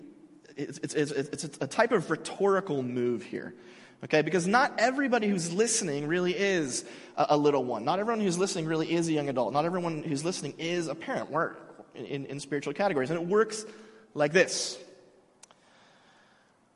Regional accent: United States; I'm an American. I'm a part of this community

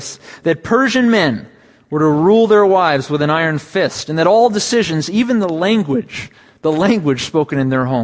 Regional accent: 10 miles from Petaluma, California, United States; 10 miles from my hometown in a town of Petaluma

